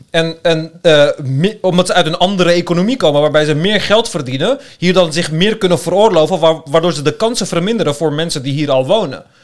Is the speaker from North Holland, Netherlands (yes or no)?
yes; Amsterdam, North Holland, Netherlands; born or raised there